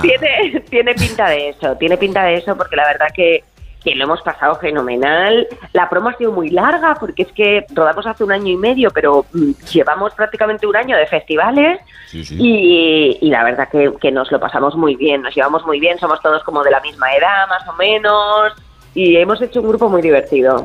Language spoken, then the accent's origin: Spanish; Fuerteventura, Canary Islands, Spain; Yo soy majorera de Fuerteventura, de hecho estoy aquí ahora.